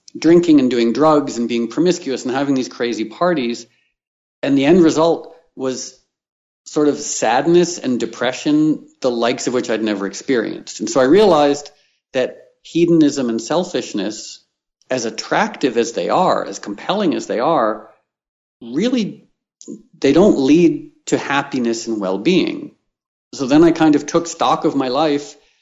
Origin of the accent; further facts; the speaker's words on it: New York City, New York, United States; now in Los Angeles, United States; I grew up in and around New York City, surrounded by people who work in finance.